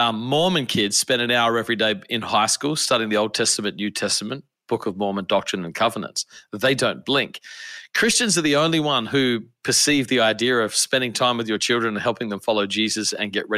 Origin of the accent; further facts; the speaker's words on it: Adelaide, South Australia, Australia; moved away as an adult; now in United States; I am originally from Australia. I grew up in a city called Adelaide